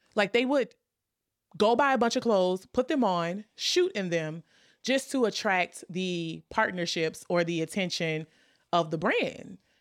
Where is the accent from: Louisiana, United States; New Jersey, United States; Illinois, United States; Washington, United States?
Louisiana, United States; New Orleans; I'm from New Orleans